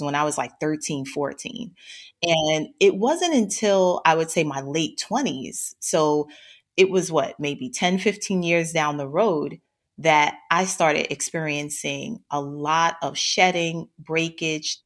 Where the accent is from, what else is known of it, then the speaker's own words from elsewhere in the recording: New York City, New York, United States; I grew up in Brooklyn, New York. So I'm a born and bred Brooklynite